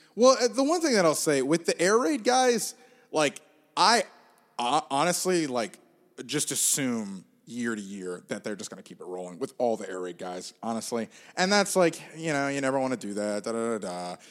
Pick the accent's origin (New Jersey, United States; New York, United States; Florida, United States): Florida, United States; Gainesville; I grew up in Gainesville, uh, and went to Florida.